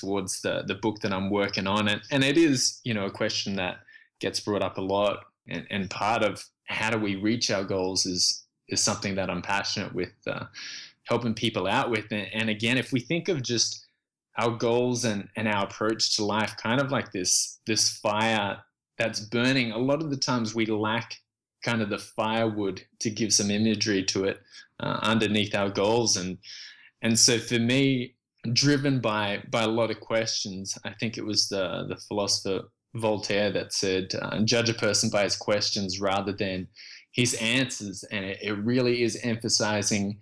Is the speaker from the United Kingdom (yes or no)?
no; Australia; moved away as an adult; also born or lived in Vietnam / Indonesia / Canada / Texas; I was born in Vietnam and then left as a refugee and fled the country with my parents. We made it to a refugee camp in Indonesia, where we stayed for a year, and then from there we got accepted into Australia